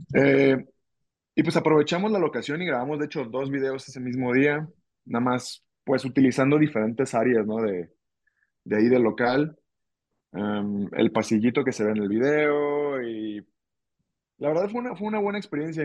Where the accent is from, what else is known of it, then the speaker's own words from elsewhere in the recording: Ciudad Guzmán, Jalisco, Mexico; moved away as an adult; now in Guadalajara, Mexico; yo soy de Ciudad Guzmán, en realidad tengo mm, más o menos un año y medio que me vine acá a Guadalajara.